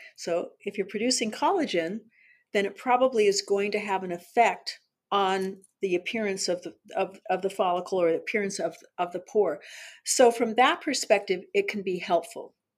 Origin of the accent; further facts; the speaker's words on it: Southern California, United States; I was born and raised in Southern California